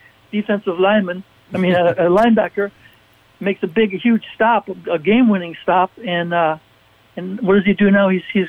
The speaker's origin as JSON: {"language": "English", "town": "Cleveland", "region": "Ohio", "country": "United States", "tie": "born or raised there", "moved": "yes", "said": "I grew up in the Cleveland, Ohio area as a big Browns fan"}